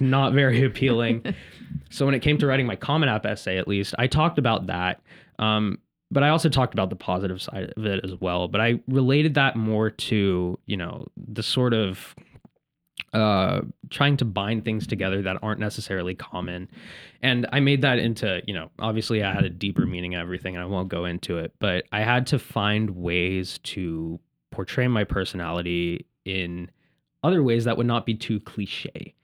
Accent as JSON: {"language": "English", "town": "Indianapolis", "region": "Indiana", "country": "United States", "tie": "born or raised there", "said": "I'm from the Midwest originally. I was born in Indianapolis"}